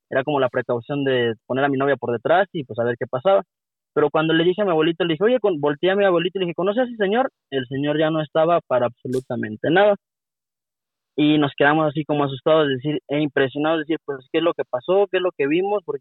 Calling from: Querétaro, Mexico; Le llamo de la ciudad de Querétaro.

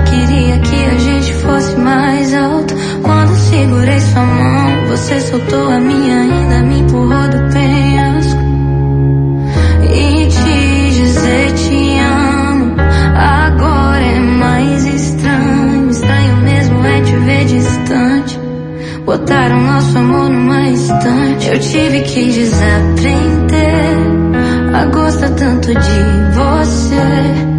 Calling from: Jaboatão dos Guararapes, Pernambuco, Brazil; sou aqui de Cajueiro Seco.

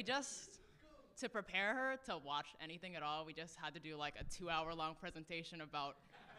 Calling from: Atlanta, Georgia, United States; I'm from Atlanta, actually.

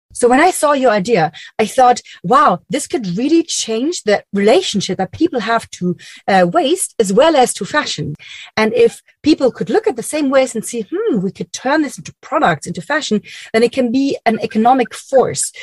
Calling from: Berlin, Germany; I'm calling from Berlin, Germany

